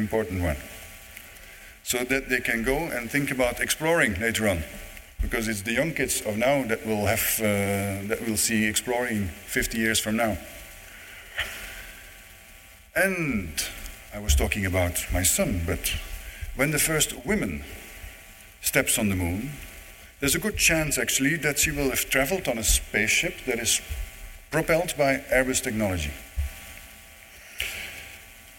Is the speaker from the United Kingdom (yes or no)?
no; Netherlands; also born or lived in Germany; now in Toulouse, France; I don't have a German accent. I'm not German. I'm not French. I live in Toulouse, but I'm Dutch